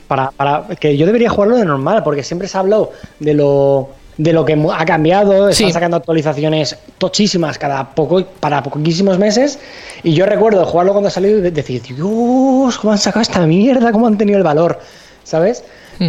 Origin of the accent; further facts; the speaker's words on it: Alicante, Valencian Community, Spain; somos tres chicos de Alicante